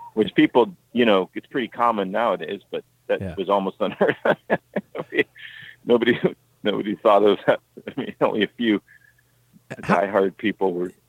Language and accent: English; Bay Area, California, United States; I grew up in the Bay Area